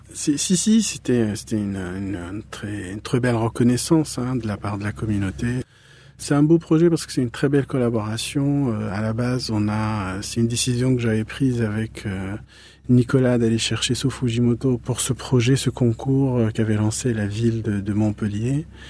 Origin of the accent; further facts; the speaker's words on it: Morocco; moved away as an adult; now in Paris, France; je suis né au Maroc, j'ai vécu au Maroc.